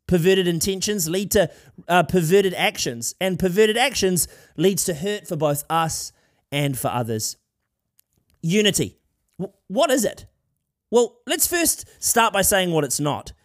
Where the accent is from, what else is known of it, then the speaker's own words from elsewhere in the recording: Wellington, New Zealand; from Wellington, uh, the place where I grew up here in New Zealand